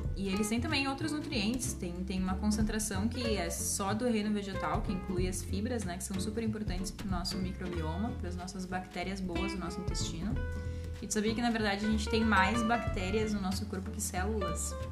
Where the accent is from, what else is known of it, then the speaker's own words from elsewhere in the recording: Brazil; nossa vida como brasileiros